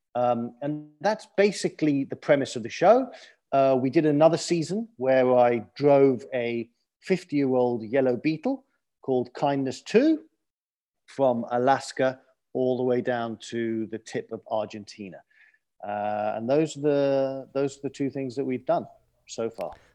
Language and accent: English; London, United Kingdom; moved away; I grew up in London, clearly from my accent.